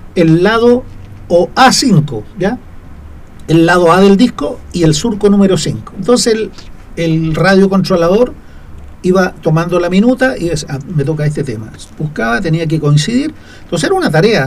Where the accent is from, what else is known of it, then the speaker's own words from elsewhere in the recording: Machalí, O'Higgins, Chile; moved away as an adult; now in Copiapó, Chile; yo soy eh, original de la sexta región de un hermoso pueblo que se llama Machalí, que está al lado de Rancagua